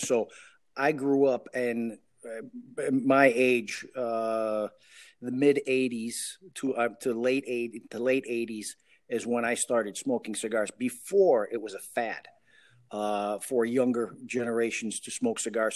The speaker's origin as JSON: {"language": "English", "town": "Chicago", "region": "Illinois", "country": "United States", "tie": "born or raised there", "said": "I am the first one born in the States, and I was born in Chicago"}